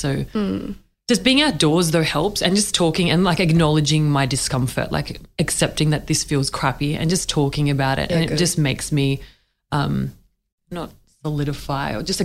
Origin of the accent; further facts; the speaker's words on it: Australia; I'm Middle Eastern origin background. Like I was born in Australia, but like I look different to lots of people where I grew up